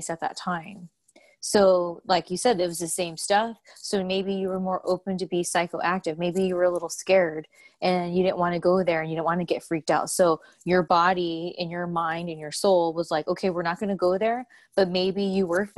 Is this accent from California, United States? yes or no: yes; California, United States; moved away as an adult; now in Louisville, United States; I'm from California